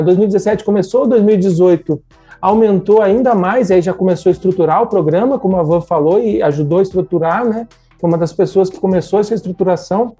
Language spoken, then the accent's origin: Portuguese; Rio Grande do Sul, Brazil; Eu sou gaúcho, formado em engenharia química na Universidade Federal de Santa Maria, no Rio Grande do Sul